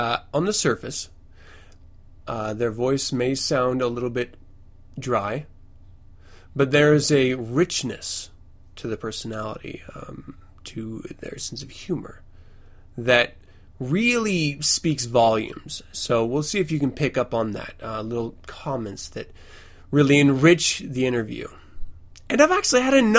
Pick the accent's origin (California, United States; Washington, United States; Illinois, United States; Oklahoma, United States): Washington, United States; Fort Lewis; I was born 514 in Fort Lewis, Washington, to Kimberly and Tom, my parents